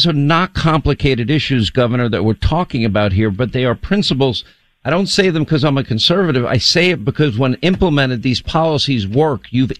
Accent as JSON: {"language": "English", "region": "New York", "country": "United States", "tie": "born or raised there", "moved": "as an adult", "said": "As somebody who was born and raised in New York and left New York for 16 years and wish I was out of New York now"}